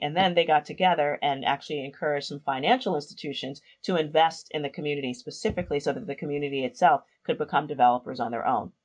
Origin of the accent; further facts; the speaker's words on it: New York City, New York, United States; I grew up in the South Bronx in New York City, a little neighborhood called Hunts Point.